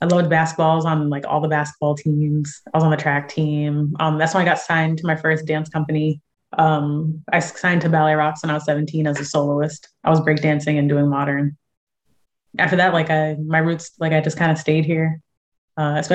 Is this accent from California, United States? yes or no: yes; San Diego, California, United States; I'm from San Diego.